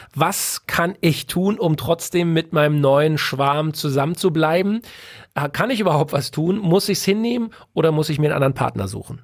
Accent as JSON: {"language": "German", "region": "Berlin", "country": "Germany", "tie": "born or raised there", "said": "Ich bin ein Junge aus der Großstadt geboren in Berlin."}